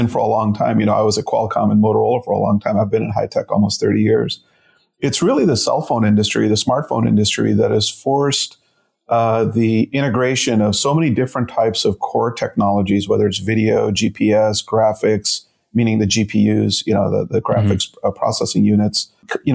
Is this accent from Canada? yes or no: no; Chicago, Illinois, United States; also born or lived in India; my mom, my brother and I settled just a few years later in Chicago. And so I'm a Midwesterner. You know, I was two when I came